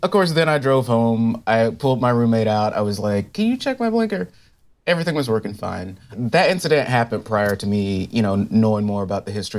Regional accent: the South, United States; moved away as an adult; also born or lived in Los Angeles County, California; now in Culver City, United States; I'm from the South. Like, when I moved to L A County, it was in, uh, nineteen ninety-seven and undergrad to go to film school.

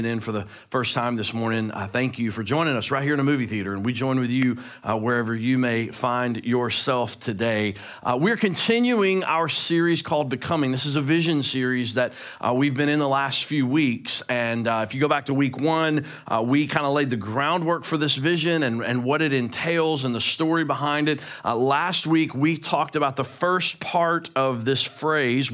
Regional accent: Memphis, Tennessee, United States; I'm from Memphis.

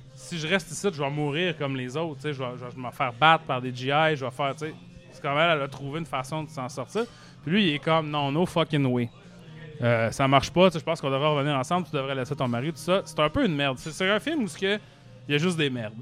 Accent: Arvida, Quebec, Canada; je viens d'Arvida, mettons, Arvida, c'est une ville industrielle

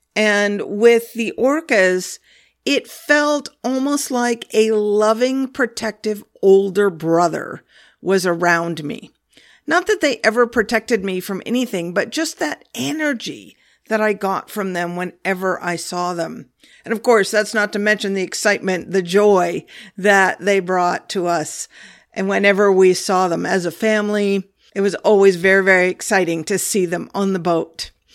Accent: Olympia, Washington, United States; I grew up in Olympia, Washington, on, right on Puget Sound, right on the water

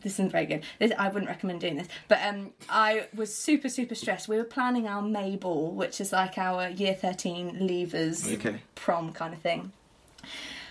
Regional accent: Chelmsford, East of England, United Kingdom; moved away as an adult; now in Portsmouth, United Kingdom; I'm originally from Essex, from a place called Chelmsford.

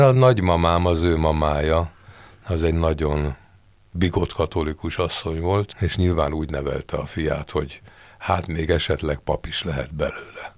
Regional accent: Hungary; én ide születtem, magyarul gondolkozom

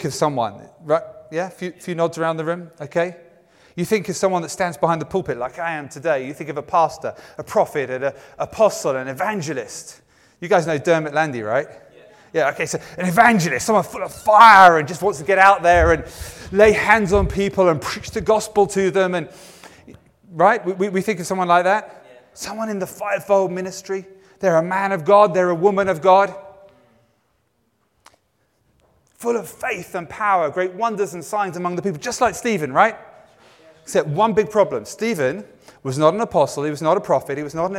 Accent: England, United Kingdom; my sensibilities as an Englishman

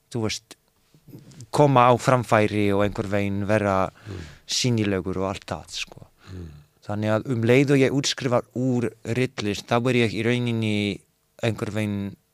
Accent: Poland; now in Iceland; þegar ég var að, að þegar ég elst upp þarna í Pólandi þannig að ég nenni ekki að vera aumingi í annað sinn

